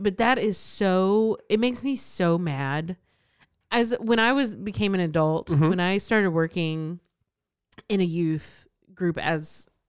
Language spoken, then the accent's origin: English; Texas, United States; moved away; also born or lived in Mississippi; I was born in Texas.